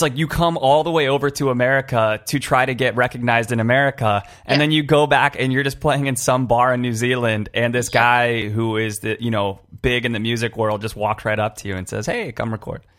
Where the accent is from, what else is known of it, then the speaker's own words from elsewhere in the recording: California, United States; I grew up in in California